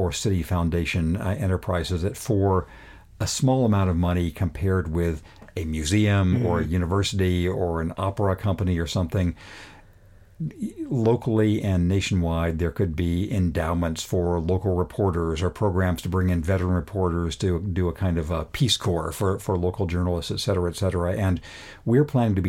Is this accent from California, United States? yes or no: yes; Redlands, California, United States; moved away; my hometown paper, which was, when I was a kid, the Redlands Daily Facts in Redlands, California